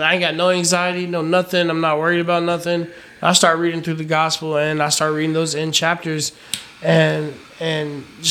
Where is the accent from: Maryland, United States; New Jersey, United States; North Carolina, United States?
North Carolina, United States; Fayetteville; moved away; also born or lived in Raleigh, North Carolina; Fayetteville is where I'm from